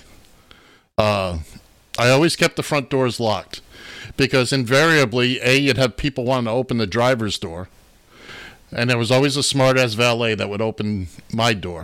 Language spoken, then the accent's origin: English; Florida, United States; That's my home state, Florida.